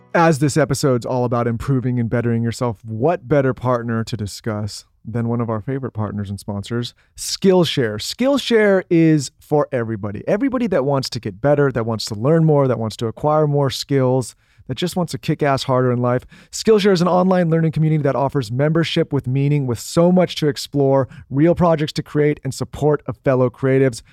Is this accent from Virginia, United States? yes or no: no; San Diego, California, United States; moved away; we grew up in San Diego